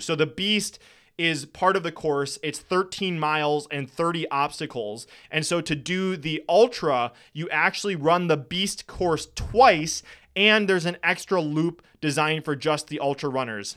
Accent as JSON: {"language": "English", "region": "Wisconsin", "country": "United States", "said": "I'm from Wisconsin."}